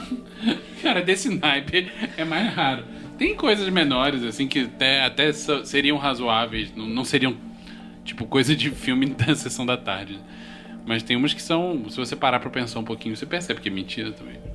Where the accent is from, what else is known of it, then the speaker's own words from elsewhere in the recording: Southeast Brazil, Brazil; aqui pra gente do Sudeste